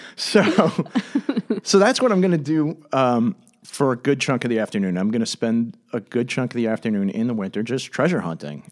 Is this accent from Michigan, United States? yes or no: no; Commack, New York, United States; I grew up in Comac